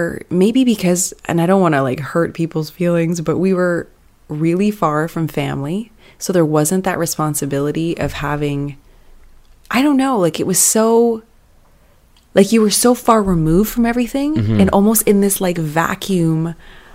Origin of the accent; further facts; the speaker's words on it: Canada; moved away as an adult; also born or lived in Malaysia; I'm from Canada